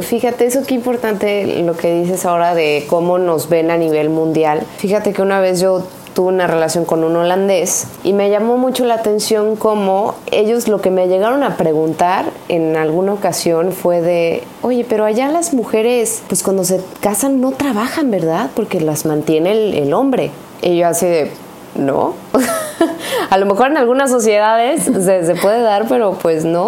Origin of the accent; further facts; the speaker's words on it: Mexico; nuestro orgullo de ser mexicano